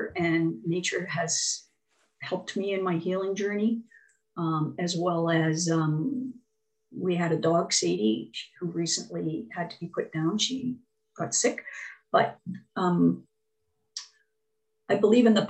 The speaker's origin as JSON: {"language": "English", "region": "Ontario", "country": "Canada", "tie": "born or raised there", "also_born_or_lived": "Quebec / New Brunswick", "moved": "yes", "lives_now": "Medicine Hat, Canada", "said": "I grew up in Ontario and then moved to Quebec, but I went to university in New Brunswick."}